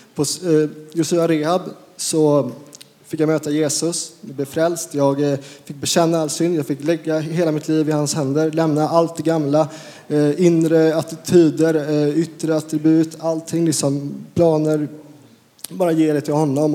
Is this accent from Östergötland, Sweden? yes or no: no; Uddevalla, Västra Götaland, Sweden; moved away; also born or lived in Falköping / Skövde / Lidköping; jag är från Uddevalla från början